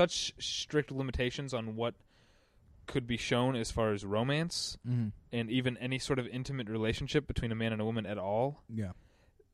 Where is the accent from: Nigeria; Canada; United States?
United States; Missouri; I'm from Missouri. I say cuss, not curse.